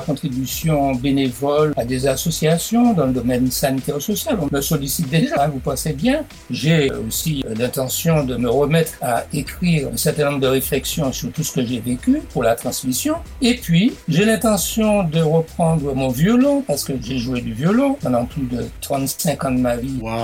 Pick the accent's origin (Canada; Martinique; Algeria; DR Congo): Martinique; moved away as an adult; also born or lived in Bordeaux; Quand j'ai quitté la Martinique en octobre 59 pour aller à mes études de médecine